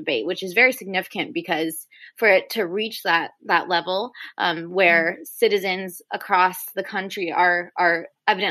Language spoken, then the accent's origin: English; Houston, Texas, United States; I'm from Houston